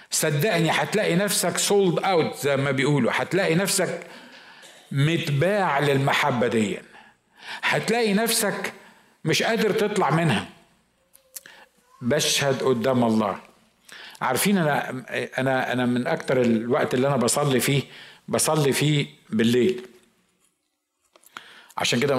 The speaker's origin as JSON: {"language": "Arabic", "town": "Mosul", "region": "Nineveh", "country": "Iraq", "said": "انا من الموصل احنا احنا العراقيين احنا العراقيين نار صح ولا لا"}